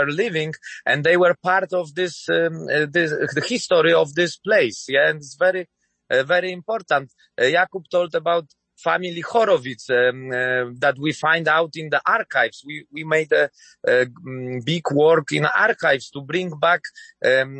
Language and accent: English; Nowy Sącz, Lesser Poland, Poland; I'm coming from Nowy Sącz, it's my hometown